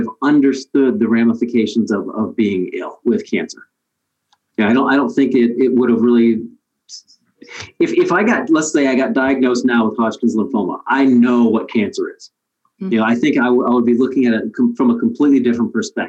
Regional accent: Willard, Ohio, United States; I was your normal, I guess, quote unquote, normal teenage kid growing up in Midwest Ohio, in Willard, Ohio

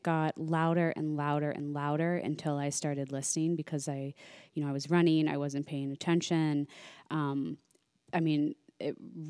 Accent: Midwest, United States; I grew up in the Midwest, like strict Irish Catholic family, went to Catholic school my whole life.

